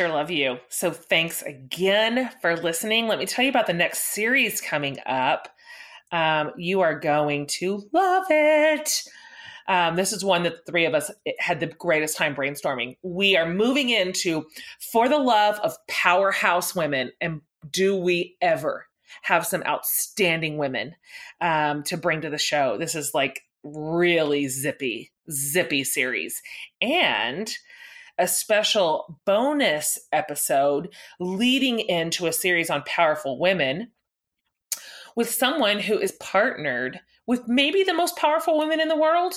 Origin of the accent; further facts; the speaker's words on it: the South, United States; we're all from the South. We're all in the South.